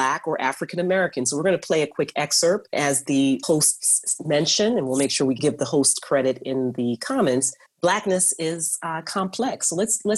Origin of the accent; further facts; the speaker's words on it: Kingston, Jamaica; moved away; I was born and raised in Kingston, Jamaica.